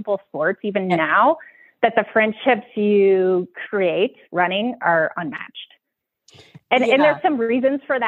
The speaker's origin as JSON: {"language": "English", "region": "Iowa", "country": "United States", "tie": "born or raised there", "also_born_or_lived": "Minnesota / Arizona", "moved": "as an adult", "lives_now": "Park City, United States", "said": "I grew up in Iowa, did undergrad there"}